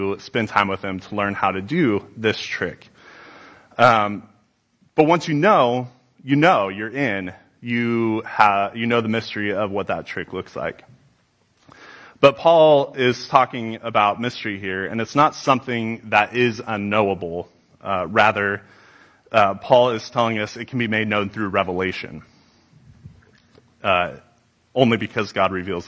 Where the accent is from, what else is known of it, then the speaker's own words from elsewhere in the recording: Newberg, Oregon, United States; I grew up in Newburgh. Love this town.